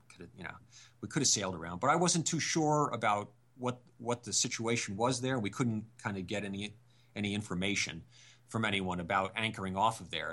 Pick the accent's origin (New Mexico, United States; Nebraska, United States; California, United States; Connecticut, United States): Connecticut, United States; we're from Connecticut